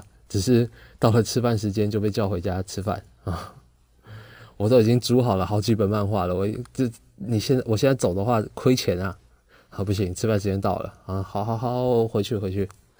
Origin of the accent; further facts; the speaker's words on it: Taipei, Taiwan; also born or lived in Kaohsiung; 后来我们就从啊高雄搬到台北去了。我小学四年级的时候搬到台北，来到台北之后，哦就不一样了，大城市了哈。